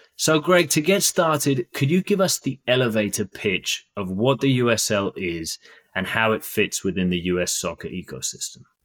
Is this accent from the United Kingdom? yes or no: yes; United Kingdom; I'm British